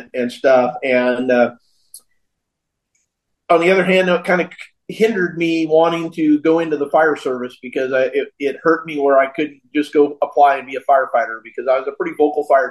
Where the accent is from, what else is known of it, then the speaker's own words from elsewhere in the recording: Knights Landing, California, United States; moved away as an adult; now in Williams, United States; I was born and raised in Knights Landing, California, in Yolo County